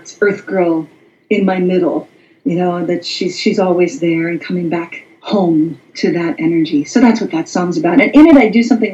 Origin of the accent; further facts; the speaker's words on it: Wisconsin, United States; moved away; also born or lived in New York City; I'm from Wisconsin. I grew up on a farm.